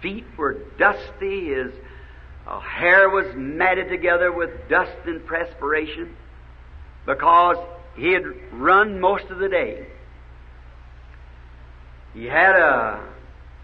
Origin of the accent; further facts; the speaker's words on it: the South, United States; I'm a Southerner